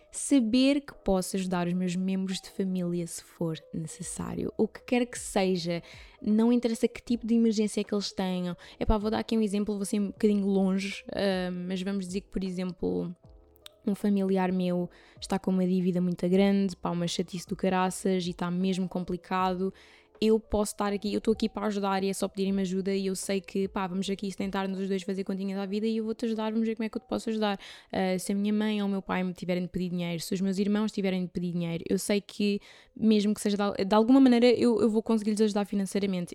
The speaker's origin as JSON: {"language": "Portuguese", "town": "Carvoeiro", "region": "Algarve", "country": "Portugal", "tie": "born or raised there", "moved": "yes", "said": "Carvoeiro no Algarve, que é o sítio onde eu cresci"}